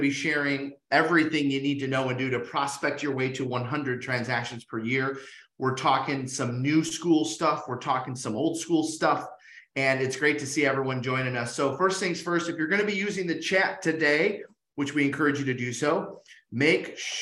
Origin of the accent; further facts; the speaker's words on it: Detroit, Michigan, United States; I'm from Detroit, Michigan.